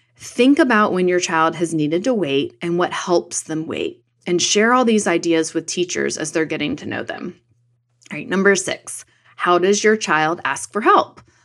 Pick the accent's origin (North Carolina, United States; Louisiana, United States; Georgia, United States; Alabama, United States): North Carolina, United States; In my home state of North Carolina